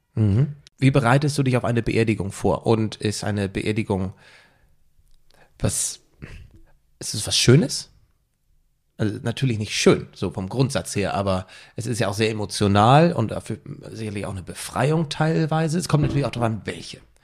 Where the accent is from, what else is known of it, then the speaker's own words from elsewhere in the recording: Mildstedt, Schleswig-Holstein, Germany; ich bin ja in Milchstedt aufgewachsen.